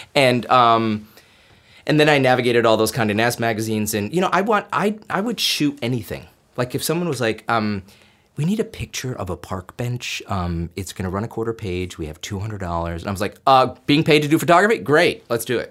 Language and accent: English; Binghamton, New York, United States; moved away as an adult; I'm an upstate New York boy. I grew up in Binghamton, New York